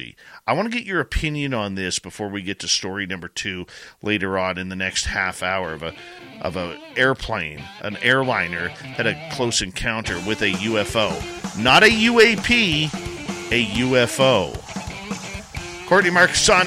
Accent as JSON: {"language": "English", "country": "Canada", "accent": "Canadian", "said": "I am Canadian"}